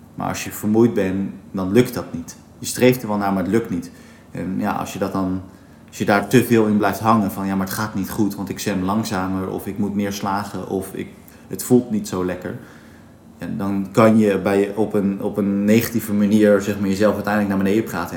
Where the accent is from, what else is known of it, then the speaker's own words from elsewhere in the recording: Katwijk, South Holland, Netherlands; ik ben in Katwijk geboren